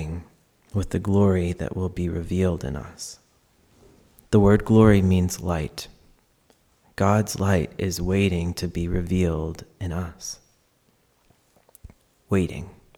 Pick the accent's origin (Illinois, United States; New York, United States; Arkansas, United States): Arkansas, United States; I grew up as a queer and trans person in Arkansas